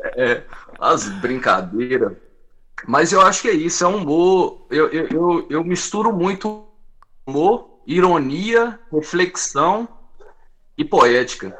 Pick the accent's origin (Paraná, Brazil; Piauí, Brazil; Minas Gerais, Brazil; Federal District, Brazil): Minas Gerais, Brazil; Várzea da Palma; Eu sou do norte de Minas.